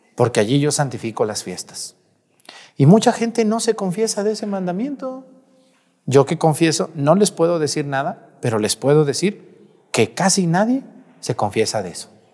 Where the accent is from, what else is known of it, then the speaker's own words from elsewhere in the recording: Mexticacán, Jalisco, Mexico; moved away; En mi pueblo Mestigacán